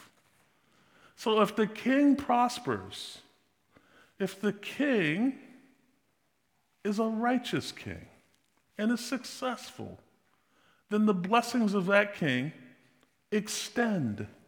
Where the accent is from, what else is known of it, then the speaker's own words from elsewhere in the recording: United States; I'm American